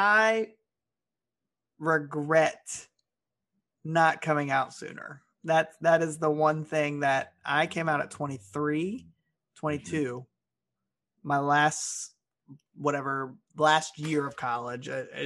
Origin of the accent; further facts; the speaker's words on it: Cincinnati, Ohio, United States; moved away as an adult; now in Louisville, United States; No, I'm from Cincinnati, Ohio. Ohio side. And then I moved to Louisville.